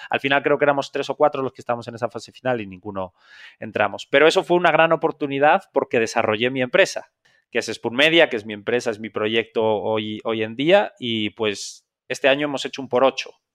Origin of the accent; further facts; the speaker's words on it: Zamora, Castile and León, Spain; accent: español; moved away as an adult; also born or lived in Madrid; yo soy un, un español de una ciudad muy pequeña de España que se llama Zamora